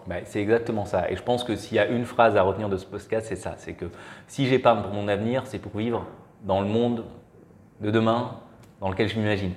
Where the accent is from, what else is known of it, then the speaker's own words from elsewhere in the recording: Marseille, Provence-Alpes-Côte d'Azur, France; moved away as an adult; also born or lived in Belgium; je suis originaire de Marseille